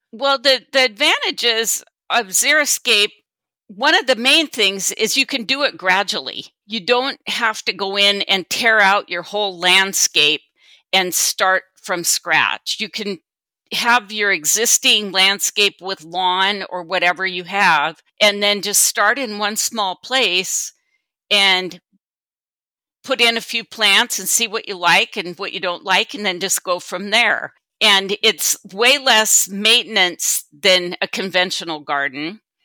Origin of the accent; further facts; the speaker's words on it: Sumner, Washington, United States; also born or lived in Kittitas County, Washington; I was born and raised in Sumner, Washington, and transplanted to Kittitas County twenty-three years ago